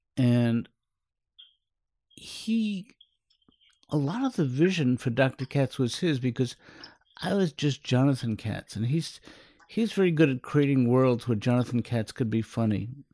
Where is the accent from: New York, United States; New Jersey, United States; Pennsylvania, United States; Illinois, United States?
New York, United States; New York City; also born or lived in Manhattan / Queens; I grew up in Sheepshead Bay, New York. Um, moved to, then we, then we moved to Manhattan to Queens. We lived in every borough but Staten Island